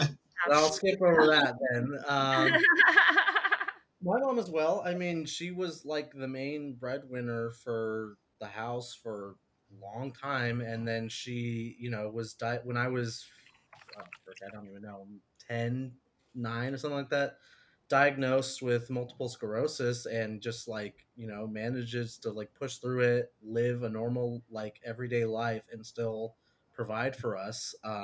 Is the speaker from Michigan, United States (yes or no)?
no; California, United States; reading her books, like growing up in California in the 70s and her essays